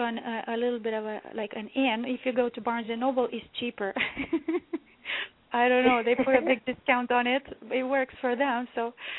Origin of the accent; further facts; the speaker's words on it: Romania; moved away as an adult; now in Toronto, Canada; Yes, I was born and raised in Romania.